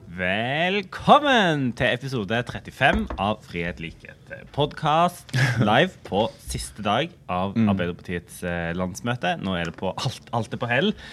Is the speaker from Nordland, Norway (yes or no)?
no; Rogaland, Norway; for oss hjemme i Rogaland